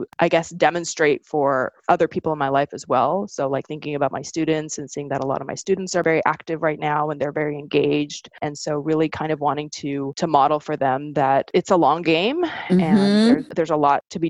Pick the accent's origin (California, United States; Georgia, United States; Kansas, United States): California, United States; Southern; also born or lived in Sweden; when I was growing up in Southern California